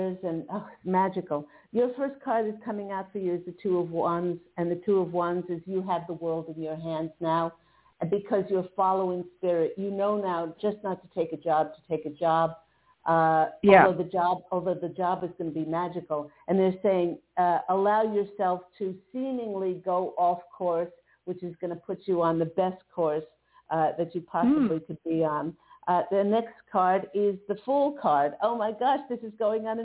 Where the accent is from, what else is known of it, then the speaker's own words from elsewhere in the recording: Long Island, New York, United States; I grew up on Long Island and spent my misspent youth on Montauk all the way at the end.